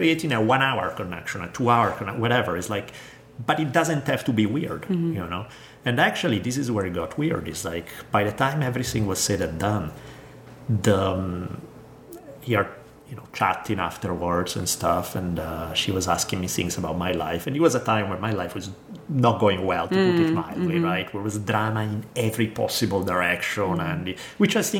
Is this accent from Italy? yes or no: yes; Italy; moved away; Growing up in Italy